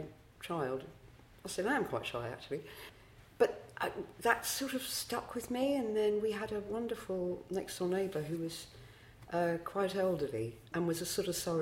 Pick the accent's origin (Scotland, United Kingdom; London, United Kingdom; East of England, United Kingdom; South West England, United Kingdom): London, United Kingdom; also born or lived in Brockley, London; we moved to Eltham when I was 6 or 7